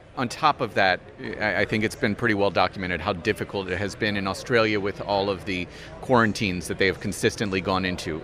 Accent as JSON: {"language": "English", "country": "United States", "said": "as an American"}